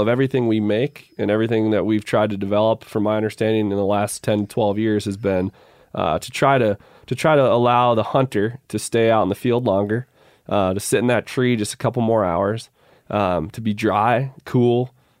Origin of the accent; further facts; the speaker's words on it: Minnesota, United States; Now, growing up in Minnesota, it was brutally hot.